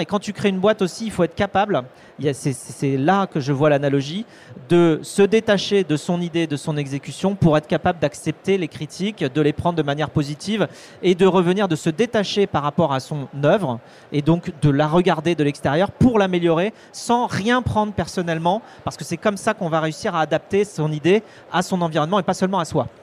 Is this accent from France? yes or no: yes; Vendée, Pays de la Loire, France; je suis vendéen, tu vois, je suis j'ai grandi en Vendée entre des vaches et des moutons